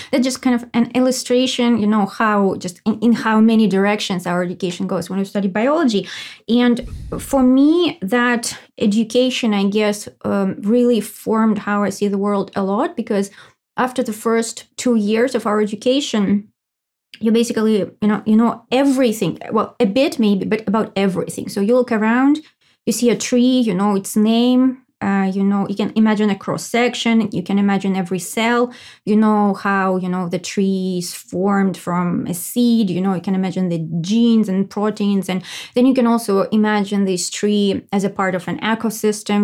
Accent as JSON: {"language": "English", "country": "Russia", "tie": "born or raised there", "moved": "as an adult", "said": "I was born in Russia and I lived for like twenty-five years. I guess the first twenty-five years of my life I, uh, lived in Russia."}